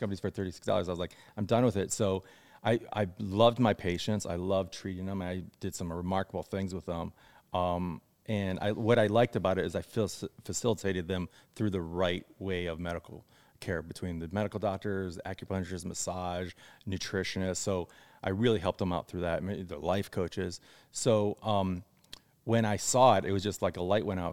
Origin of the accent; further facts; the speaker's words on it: Ohio, United States; moved away as an adult; now in Los Angeles, United States; I grew up in Ohio. So I moved out here when I was eighteen